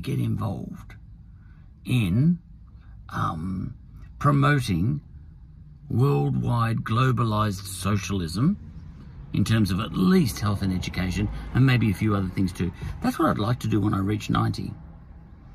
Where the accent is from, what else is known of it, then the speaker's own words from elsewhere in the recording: Australia; as an Australian, I like the way it is here